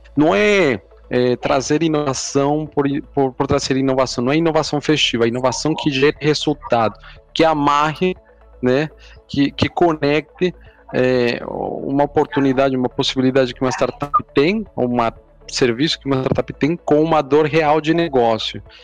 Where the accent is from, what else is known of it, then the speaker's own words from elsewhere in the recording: Colombia; Portuguese is a second language; moved away as an adult; now in Brazil; eu sou, eu sou colombiano, estou morando aqui no, no Brasil há um pouco mais de sete anos